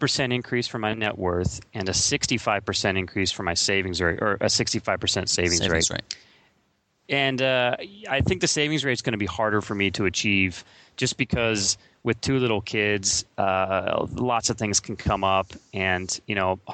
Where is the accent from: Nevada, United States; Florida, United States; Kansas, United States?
Kansas, United States; moved away as an adult; now in California, United States; I'm actually a Kansas-born Midwesterner, and I moved to California about 5 years ago